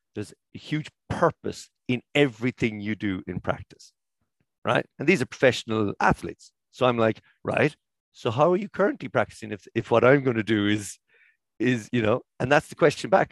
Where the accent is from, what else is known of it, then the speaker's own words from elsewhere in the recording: Cork, Munster, Ireland; I'm from Cork